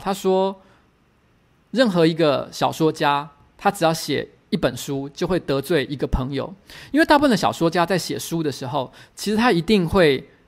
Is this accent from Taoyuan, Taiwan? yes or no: yes; Taoyuan, Taiwan; 其实我是桃园人嘛